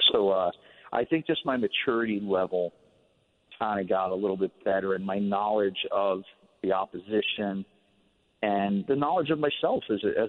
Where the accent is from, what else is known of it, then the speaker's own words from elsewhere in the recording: New York, United States; We were in the same conference in high school growing up in New York